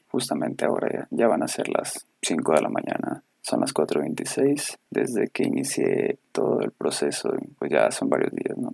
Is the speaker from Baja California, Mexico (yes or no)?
no; Ciudad Obregón, Sonora, Mexico; somos de Sonora, para si alguien nos escucha en otro lado. Sonora, Ciudad de Obregón